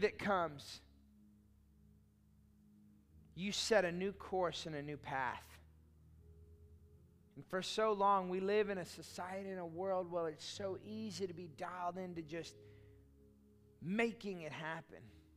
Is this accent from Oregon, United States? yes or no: no; Austin, Texas, United States; I grew up in Austin